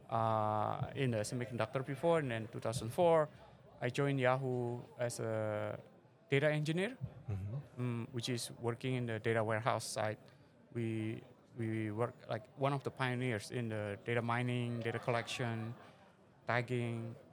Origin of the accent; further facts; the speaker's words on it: Semarang, Central Java, Indonesia; moved away as an adult; also born or lived in Jakarta / San Jose, California; in a city called Semarang. It's in Central Java, and then I went to Jakarta, and then spent my youth there and studied computer science in San Jose State university.